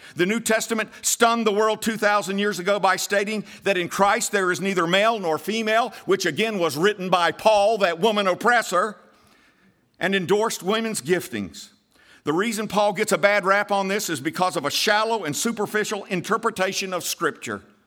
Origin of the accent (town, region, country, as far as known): United States